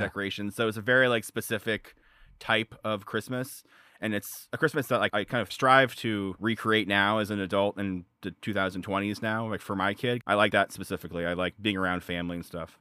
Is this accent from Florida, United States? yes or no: yes; South Florida, United States; also born or lived in Chicago suburbs, Illinois; I grew up in South Florida, but I spent my summers and winters, uh, in, uh, Illinois, in the suburbs of Chicago